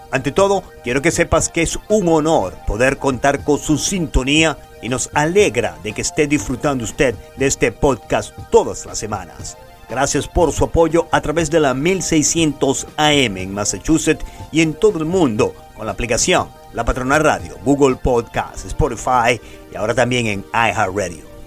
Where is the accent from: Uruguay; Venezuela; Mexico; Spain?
Venezuela; Maracaibo, Zulia; moved away; Yo nací y fui criado en Maracaibo, Venezuela